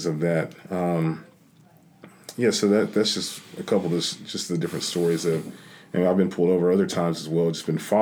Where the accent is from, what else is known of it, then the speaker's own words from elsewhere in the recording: South Carolina, United States; I was from South Carolina